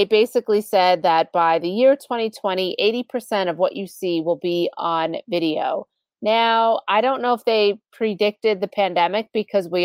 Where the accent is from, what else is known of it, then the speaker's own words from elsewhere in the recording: Long Island, New York, United States; accent: Long Island; my Long Island accent